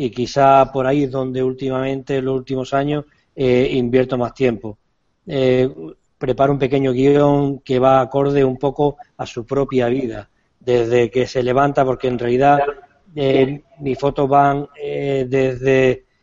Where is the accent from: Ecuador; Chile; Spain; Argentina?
Argentina; Perdóname si me libro, pero soy argentino